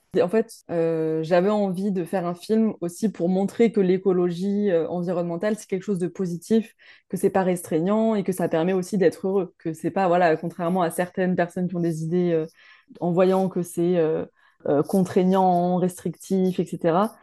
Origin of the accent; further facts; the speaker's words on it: Montpellier, Occitania, France; Je viens de Montpellier